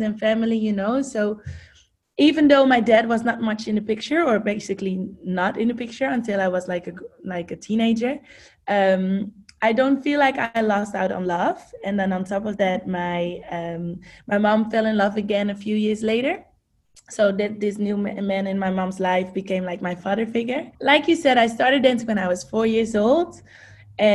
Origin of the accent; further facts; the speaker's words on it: Amsterdam, North Holland, Netherlands; English is a second language; moved away as an adult; now in United States; I grew up, like you said, in Amsterdam, born and raised